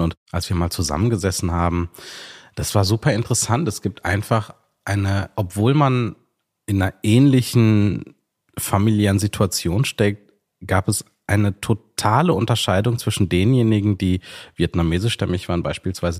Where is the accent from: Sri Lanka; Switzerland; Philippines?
Sri Lanka; moved away; ich bin in Sri Lanka geboren